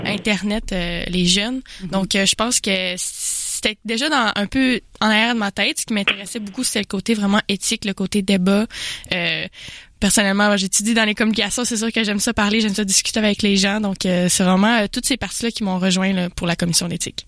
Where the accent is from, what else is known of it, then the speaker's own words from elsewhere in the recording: Jonquière, Quebec, Canada; je viens de Jonquière. Euh, c'est une région